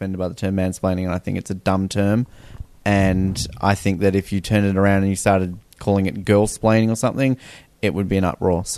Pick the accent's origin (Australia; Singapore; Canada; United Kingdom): Australia; growing up in Australia